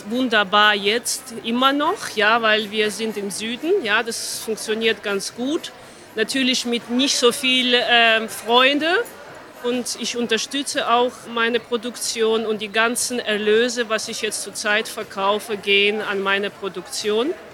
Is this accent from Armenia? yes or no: yes; Armenia; moved away; Ich bin in Armenien geboren